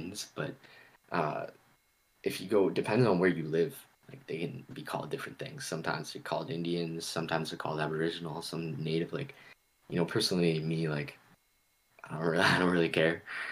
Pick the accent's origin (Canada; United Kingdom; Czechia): Canada; Nova Scotia; now in Ontario, Canada; I'm from Nova Scotia, where my family's from. That's a different people than where I'm at right now in Ontario